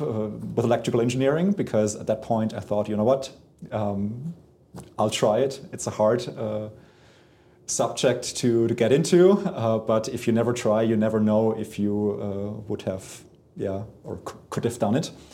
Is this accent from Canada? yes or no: no; Germany; being German, I'm not from Bavaria and not from Nuremberg.